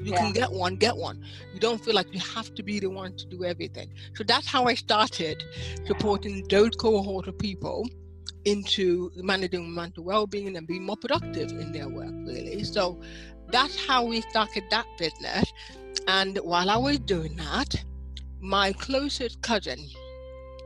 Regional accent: Nigeria; moved away as an adult; now in United Kingdom; I'm Nigerian by birth, but I'm also British now

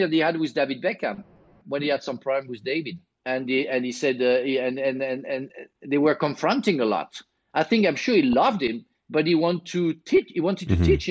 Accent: Marseille, Provence-Alpes-Côte d'Azur, France; English is a second language; moved away; I was born in Marseille

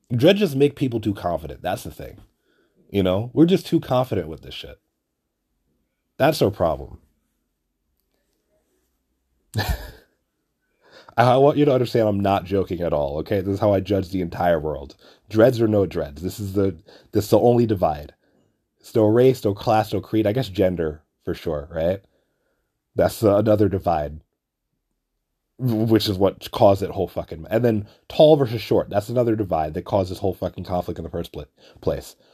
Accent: New York City, New York, United States; I'm from Flatbush too

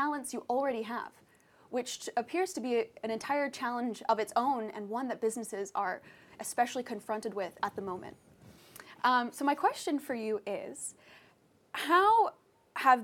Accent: United States; now in Paris, France; I'm American.

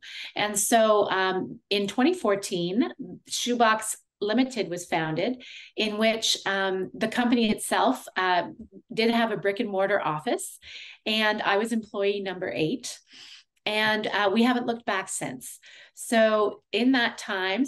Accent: Canada; also born or lived in Ottawa, Ontario; I am a Canadian audiologist who's been practicing for 23 years

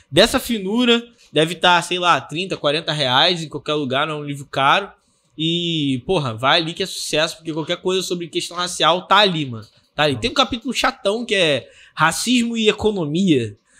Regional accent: Baixada Fluminense, Rio de Janeiro, Brazil; eu sou desse país aqui, tá ligado? Sou da Baixada Fluminense.

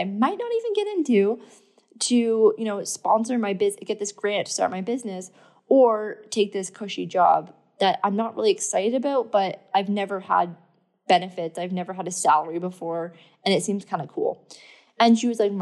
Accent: Thornbury, Ontario, Canada; moved away; also born or lived in London, Ontario; I'm not from London, Ontario, by the way. I'm from an even smaller town called Blue Mountain, well, London's actually quite big, but I'm from like Thornbury, Collingwood area

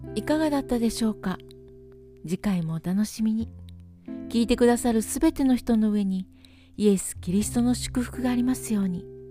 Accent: Philippines; born or raised there; now in Nelson, New Zealand

